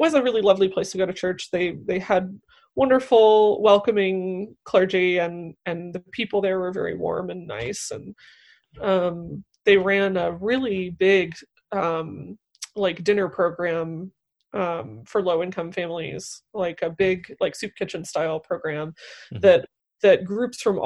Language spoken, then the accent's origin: English; Northeast Indiana, United States; moved away; I'm from Northeast Indiana, which is a very conservative place